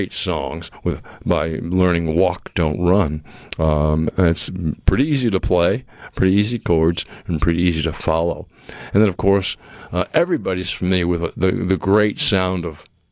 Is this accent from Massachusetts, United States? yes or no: yes; Massachusetts, United States; moved away; also born or lived in Boston; I grew up in Massachusetts